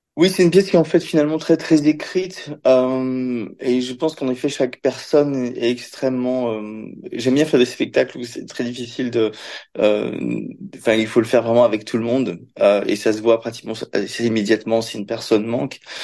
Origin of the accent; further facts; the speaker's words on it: Belgium; also born or lived in Paris; j'ai grandi dans, j'ai grandi en Belgique